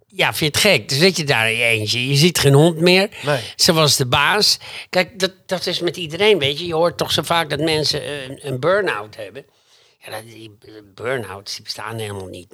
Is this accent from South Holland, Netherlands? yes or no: no; Groningen, Netherlands; bij ons in Groningen